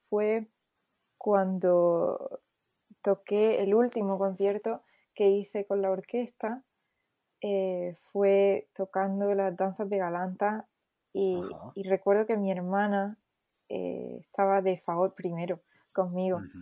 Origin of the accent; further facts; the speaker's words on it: Almería, Andalusia, Spain; moved away as an adult; also born or lived in Seville / Los Angeles; yo soy de Almería